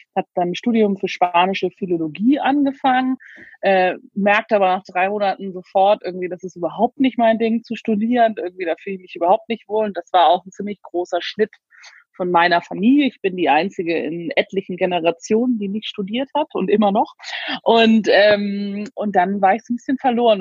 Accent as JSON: {"language": "German", "region": "Hamburg", "country": "Germany", "tie": "born or raised there", "also_born_or_lived": "Berlin / London", "moved": "yes", "lives_now": "Devon, United Kingdom", "said": "Ich bin in Hamburg geboren"}